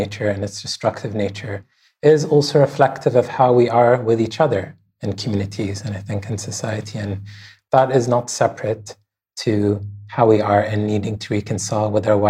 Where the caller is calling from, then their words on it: Bahrain; I'm calling in from Bahrain.